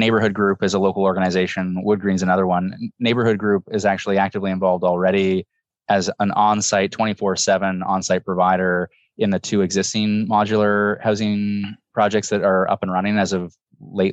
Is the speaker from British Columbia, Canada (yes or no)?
no; Toronto, Ontario, Canada; I grew up in the East End in what they now call the Upper Beaches, but it wasn't called that when I was living there.